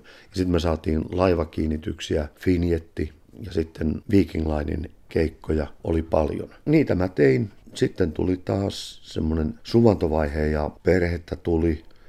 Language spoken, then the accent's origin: Finnish; Finland